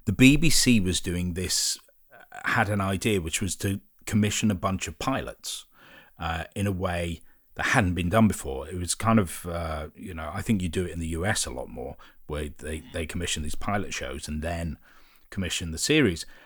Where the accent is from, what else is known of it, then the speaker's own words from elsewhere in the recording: Liverpool, North West England, United Kingdom; I grew up in Liverpool